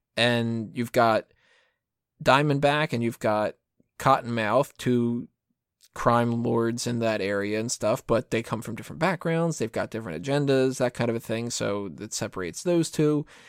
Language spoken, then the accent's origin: English; United States; I'm American.